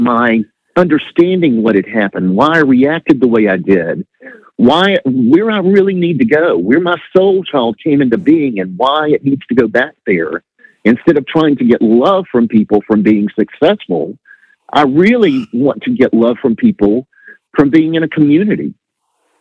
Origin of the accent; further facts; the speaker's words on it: Birmingham, Alabama, United States; moved away as an adult; also born or lived in Atlanta, Georgia; back here in Birmingham, my hometown